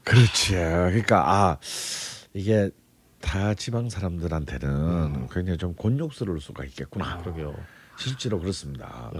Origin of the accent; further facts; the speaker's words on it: Busan, South Korea; 저는 부산인데도